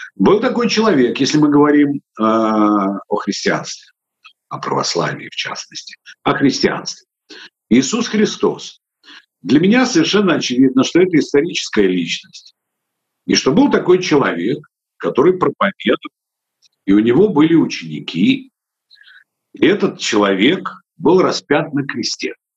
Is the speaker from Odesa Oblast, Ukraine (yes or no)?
yes; Odesa, Odesa Oblast, Ukraine; у нас их в Одессе называли рачки